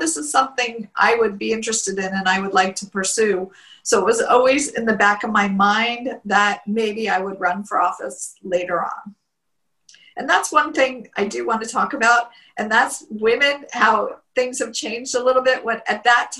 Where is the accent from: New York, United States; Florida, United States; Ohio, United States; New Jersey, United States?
Florida, United States; Plantation; also born or lived in Margate, Florida; I grew up in Plantation, Florida.